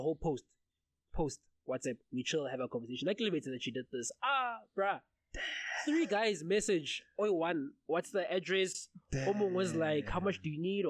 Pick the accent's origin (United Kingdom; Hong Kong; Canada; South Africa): South Africa; I'm South African